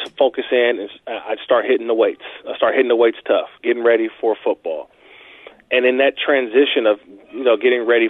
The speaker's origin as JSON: {"language": "English", "town": "Oakland", "region": "California", "country": "United States", "tie": "born or raised there", "said": "I grew up in Oakland, California during the Bash Brothers"}